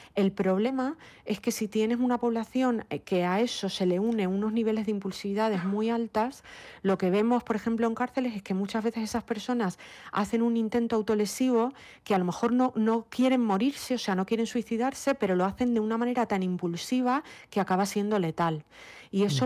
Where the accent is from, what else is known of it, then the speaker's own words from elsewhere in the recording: Lanzarote, Canary Islands, Spain; moved away as an adult; also born or lived in Madrid; now in New York, United States; Yo pues nací, mm, eh, me crié en Lanzarote, estudié mi carrera de psicología clínica en Madrid